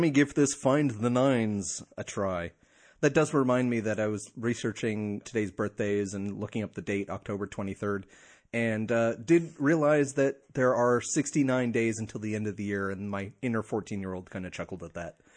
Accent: New Jersey, United States; moved away; my home state of New Jersey

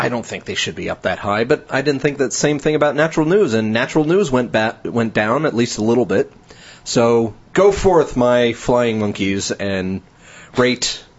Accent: New Jersey, United States; I'm from Jersey. We pronounce it New York.

